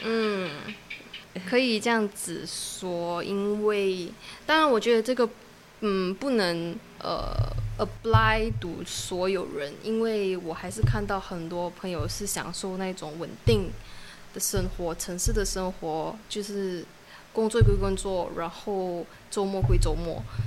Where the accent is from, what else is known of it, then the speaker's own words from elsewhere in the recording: Alor Setar, Kedah, Malaysia; moved away as an adult; now in Langkawi, Malaysia; 我的家乡是 Alostar， 就是一个小时半的 ferry 就可以到福楼交易